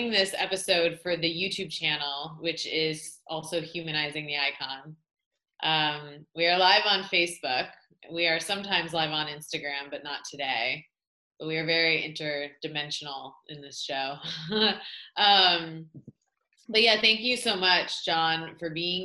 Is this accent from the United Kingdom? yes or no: no; Michigan, United States; we're both from Michigan